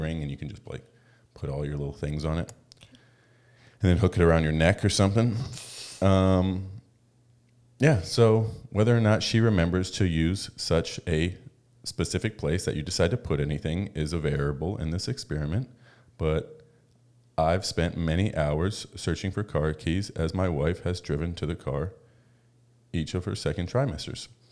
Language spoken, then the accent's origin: English; United States; moved away; also born or lived in Vancouver; we're American